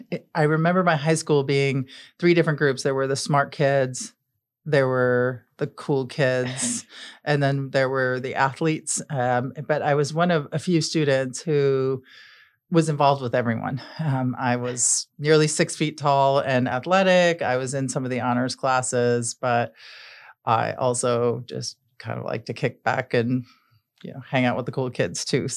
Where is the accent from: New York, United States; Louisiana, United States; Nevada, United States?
New York, United States; Buffalo; I grew up in Buffalo, New York.